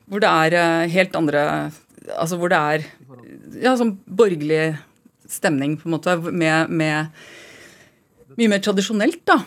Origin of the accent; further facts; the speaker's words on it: Oslo, Norway; also born or lived in Trondheim; jeg har vokst opp i Oslo